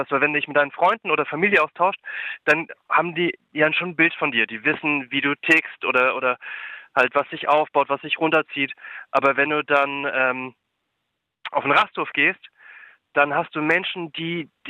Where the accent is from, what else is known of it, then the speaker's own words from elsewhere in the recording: Berlin, Germany; ich bin aus, bin aus Berlin